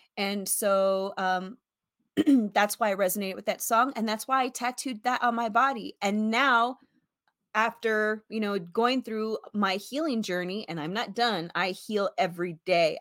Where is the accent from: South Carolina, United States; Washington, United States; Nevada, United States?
Nevada, United States; Las Vegas; also born or lived in San Antonio, Texas; I was raised in Las Vegas, born in San Antonio, Texas, raised in Las Vegas